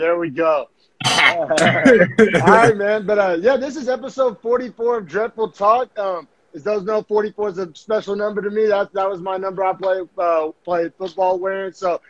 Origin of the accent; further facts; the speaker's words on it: Oklahoma, United States; now in San Francisco Bay Area, United States; I grew up in Oklahoma, then moved to the Bay.